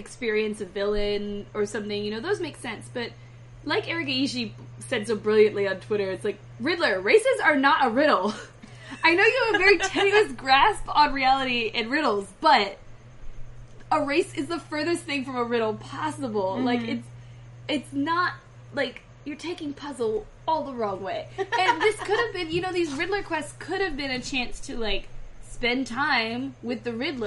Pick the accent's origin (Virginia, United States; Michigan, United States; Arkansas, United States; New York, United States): Virginia, United States; now in Los Angeles, United States; I'm from Virginia